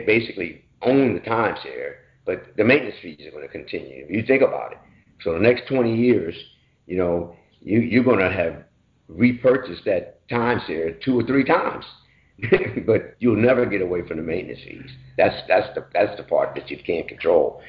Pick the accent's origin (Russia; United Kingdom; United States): United States; Baltimore, Maryland; moved away as an adult; I was from Baltimore